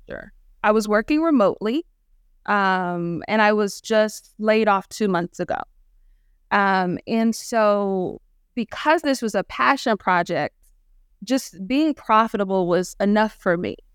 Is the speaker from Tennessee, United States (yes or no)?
yes; Clarksville, Tennessee, United States; I'm from Clarksville, Tennessee, small town, um, north of Nashville, Tennessee